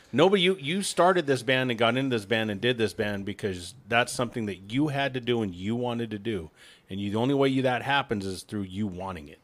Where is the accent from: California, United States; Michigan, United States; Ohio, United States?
California, United States; Oxnard; also born or lived in Simi Valley; I grew up in Oxnard